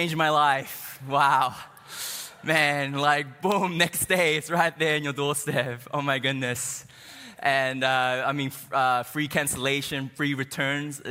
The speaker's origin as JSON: {"language": "English", "country": "New Zealand", "moved": "as an adult", "lives_now": "United States", "said": "I'm not from here. I'm from New Zealand, and I've been here maybe like 6 months now"}